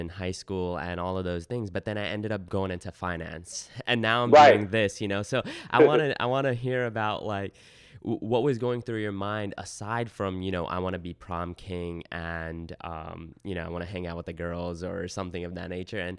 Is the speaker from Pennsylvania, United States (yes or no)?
no; New York City, New York, United States; I grew up in Queens